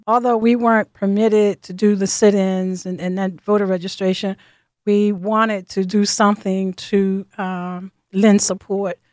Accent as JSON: {"language": "English", "region": "Virginia", "country": "United States", "moved": "yes", "lives_now": "Philadelphia, United States", "said": "I'm from Virginia"}